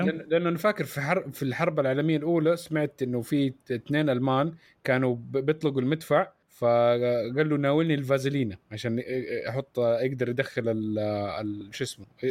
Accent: Saudi Arabia; احنا عندنا في السعوديه

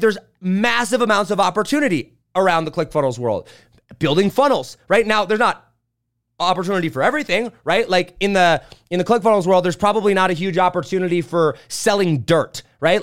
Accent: St. Joe, Indiana, United States; I grew up in St. Joe, Indiana.

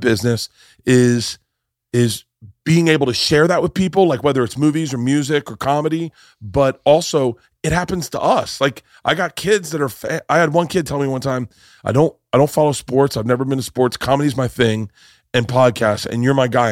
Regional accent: Florida, United States; I grew up in Florida

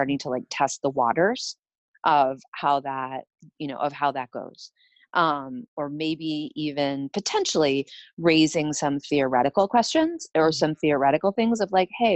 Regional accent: New York City, New York, United States; I grew up in New York City

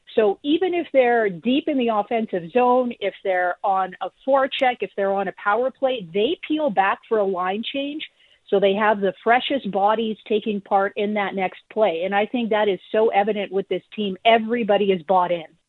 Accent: Canada; as a Canadian

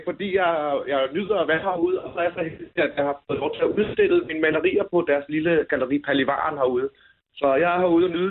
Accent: Denmark; Jeg har boet og født og opvokset i Danmark hele mit liv, og jeg har indtil videre ikke boet i andre lande end i Danmark. Jeg elsker Danmark, og jeg bliver boende her.

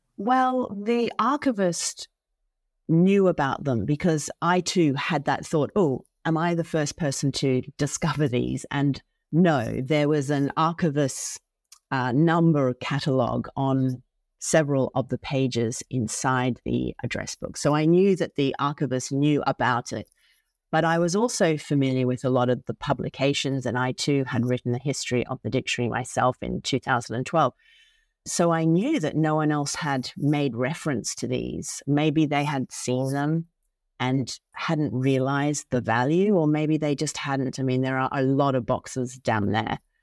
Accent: Australia; moved away; I'm originally from Australia

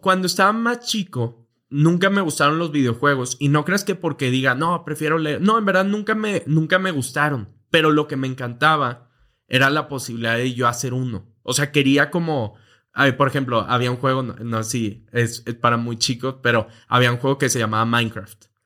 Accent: Monterrey, Nuevo León, Mexico; moved away as an adult; now in Mexico City, Mexico; Vivíamos relativamente normal en Monterrey, eh, Monterrey, México

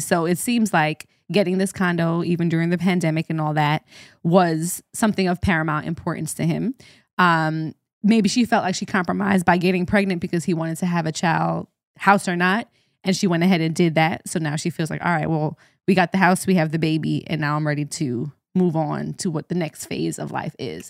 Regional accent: Jamaica; as a Jamaican, we say, "What do is done?"

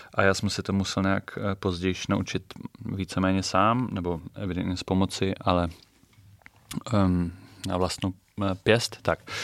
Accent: Bremen, Germany; Czech is a second language; moved away as an adult; now in Prague, Czech Republic; Já jsem se narodil v Brémách

